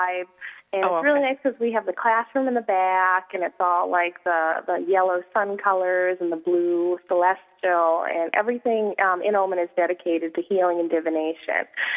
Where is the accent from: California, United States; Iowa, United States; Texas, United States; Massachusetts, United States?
Massachusetts, United States; Weymouth; also born or lived in Boston; I have lived in Weymouth since I was a child